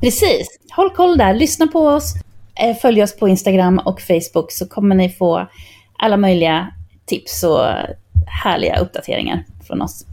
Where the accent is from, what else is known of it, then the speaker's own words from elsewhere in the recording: Linköping, Östergötland, Sweden; moved away; also born or lived in Barcelona; som en åttaåring hemma i Linköping